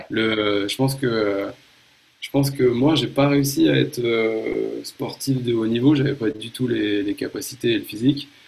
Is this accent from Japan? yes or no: yes; Japan; moved away; J'ai été marqué, je pense, par deux trucs. Euh, mon enfance au Japon